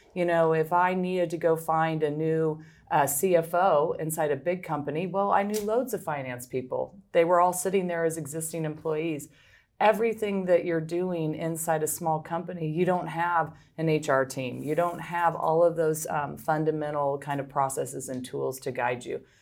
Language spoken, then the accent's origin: English; Midwest, United States; moved away; also born or lived in Philadelphia; I'm from the Midwest originally